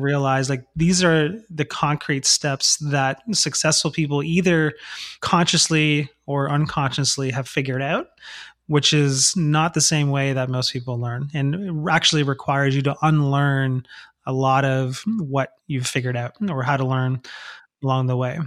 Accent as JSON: {"language": "English", "town": "Toronto", "region": "Ontario", "country": "Canada", "moved": "yes", "lives_now": "San Antonio, United States", "said": "I'm originally from Toronto"}